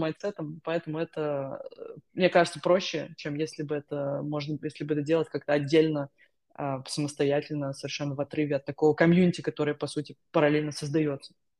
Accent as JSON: {"language": "Russian", "town": "Saransk", "region": "Mordovia", "country": "Russia", "also_born_or_lived": "Moscow / Armenia", "moved": "as an adult", "lives_now": "London, United Kingdom", "said": "Я изначально из Саранска"}